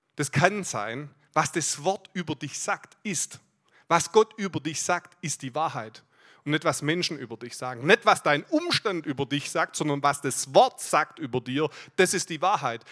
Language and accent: German; Aalen, Baden-Württemberg, Germany; Ich komme aus Aalen, bin dort im Leitungsteam